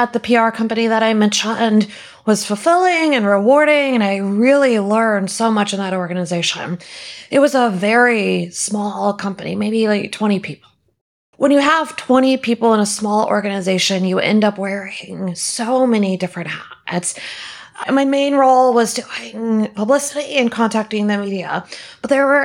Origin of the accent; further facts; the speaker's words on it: Houston, Texas, United States; also born or lived in Austin; I grew up in Houston. Most of my family is here in Houston